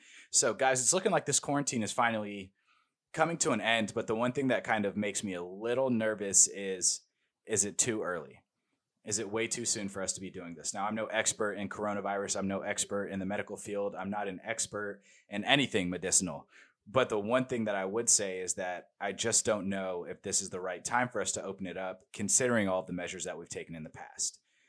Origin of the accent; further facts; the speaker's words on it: Georgia, United States; some states are opening up, like my home state, Georgia, opening back up.